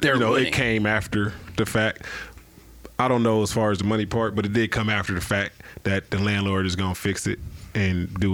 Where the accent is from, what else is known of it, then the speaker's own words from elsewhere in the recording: Denver, Colorado, United States; I'm from the east side.